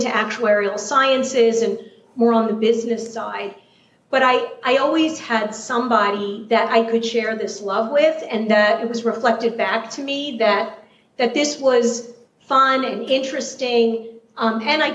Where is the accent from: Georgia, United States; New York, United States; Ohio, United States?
New York, United States; New York City; accent: New York City; you definitely picked up my New York City accent. I grew up in Queens, New York